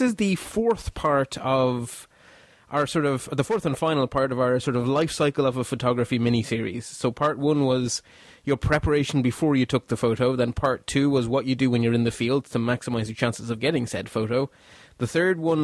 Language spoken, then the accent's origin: English; Belgium; now in Ireland; my home country